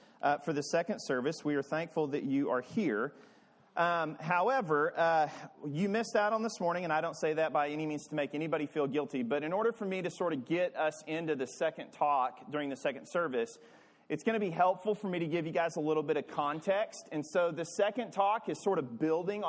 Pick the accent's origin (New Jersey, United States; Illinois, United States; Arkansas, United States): Arkansas, United States; I'm from Arkansas